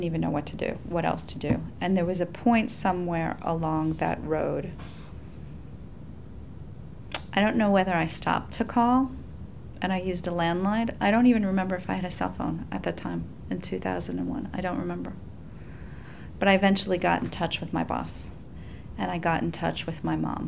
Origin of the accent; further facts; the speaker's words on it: New York City, New York, United States; also born or lived in Staten Island; growing up in New York City, living in Staten Island